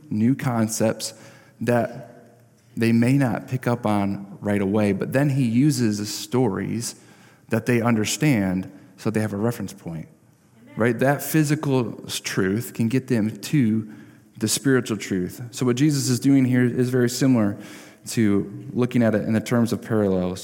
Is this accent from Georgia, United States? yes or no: no; Parchment, Michigan, United States; I grew up in Parchment